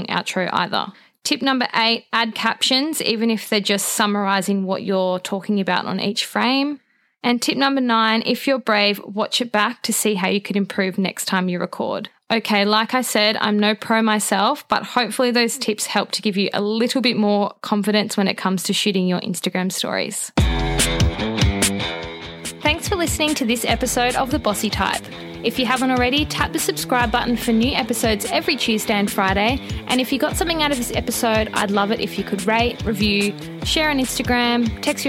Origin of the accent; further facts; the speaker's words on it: Australia; being Australian